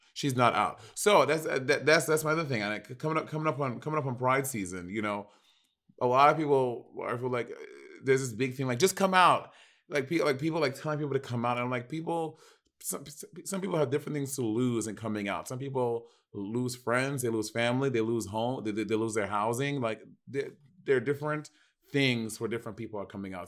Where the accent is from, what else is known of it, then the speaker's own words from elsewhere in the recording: New York, United States; I'm from New York